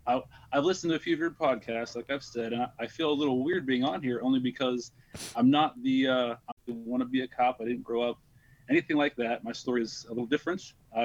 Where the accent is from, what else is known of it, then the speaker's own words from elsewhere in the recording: Columbus, Ohio, United States; I'm from Columbus, Ohio.